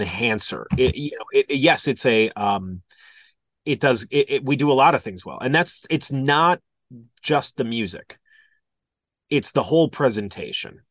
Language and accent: English; Milwaukee, Wisconsin, United States; moved away as an adult; also born or lived in Des Moines / Kansas City; went to, uh, Entercom in two thousand six in Milwaukee, in my hometown